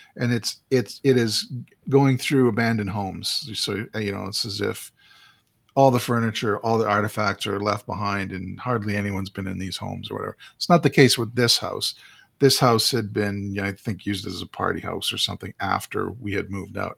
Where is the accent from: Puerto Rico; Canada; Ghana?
Canada; Saskatchewan; moved away as an adult; now in Calgary, Canada; I went back to my hometown in Saskatchewan